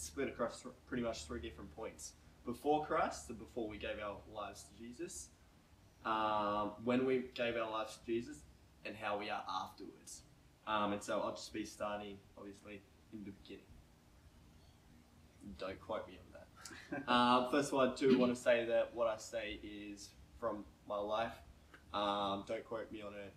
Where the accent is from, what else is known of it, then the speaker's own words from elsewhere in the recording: Oakey, Queensland, Australia; now in New South Wales, Australia; up in my hometown, Oakey, where I was born in Queensland. Queenslander all the way.